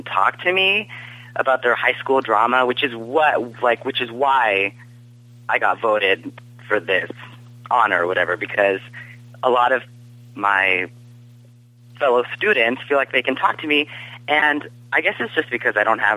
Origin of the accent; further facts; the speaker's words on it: Orange County, California, United States; from Orange County, California